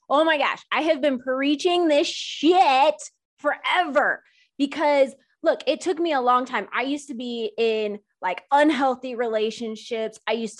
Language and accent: English; India; I'm an Indian. Same, first gen.